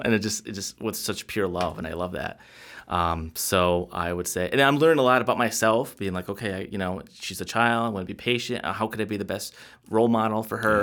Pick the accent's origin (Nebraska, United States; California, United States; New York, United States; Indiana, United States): New York, United States; Jamestown; I was born in Jamestown, New York, and that's the same hometown that Lucy Ball was born